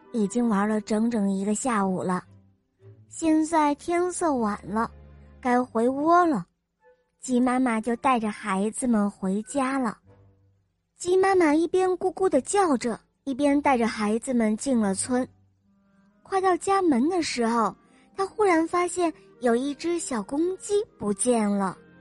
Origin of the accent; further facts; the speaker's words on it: Wuhan, Hubei, China; 我来自湖北武汉